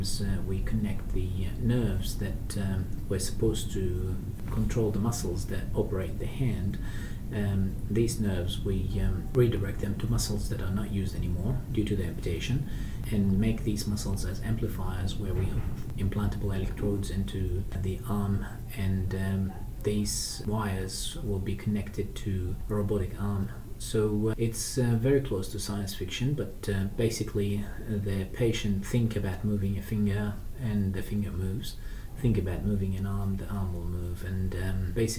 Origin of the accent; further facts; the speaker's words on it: Baghdad, Baghdad Governorate, Iraq; now in Australia; I was brought up in Iraq, in Baghdad.